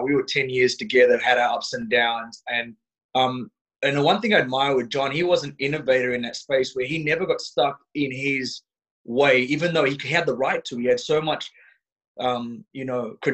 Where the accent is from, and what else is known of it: Australia